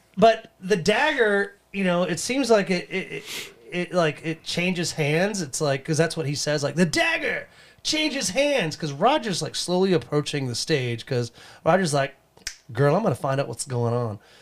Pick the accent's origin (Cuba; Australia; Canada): Canada; I'm from Canada